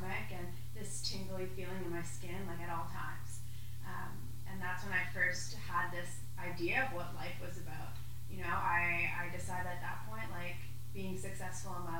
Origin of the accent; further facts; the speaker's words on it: Toronto, Ontario, Canada; I'm originally from Toronto, and you know, when I was 18, I decided to move out